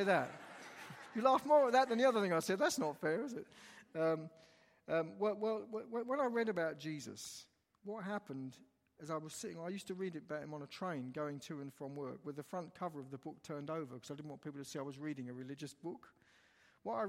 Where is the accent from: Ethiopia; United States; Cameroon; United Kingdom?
United Kingdom; London; I come from London, England, just to the east side of London. In England, we have these huge council housing estates. It's like your public housing. That's where I was born, in one of those places.